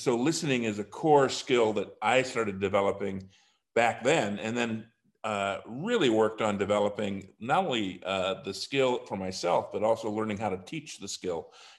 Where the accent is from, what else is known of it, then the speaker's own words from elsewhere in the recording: Wisconsin, United States; also born or lived in Ohio / Minnesota; Well, I'm a Midwestern boy, Charlie. I grew up in Ohio, Minnesota, and Wisconsin. And I went through high school in Wisconsin.